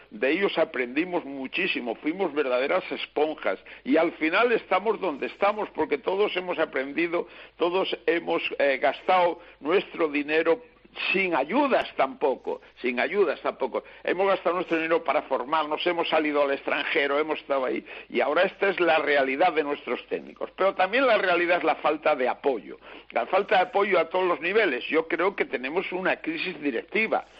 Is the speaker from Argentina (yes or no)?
no; Spain; Somos españoles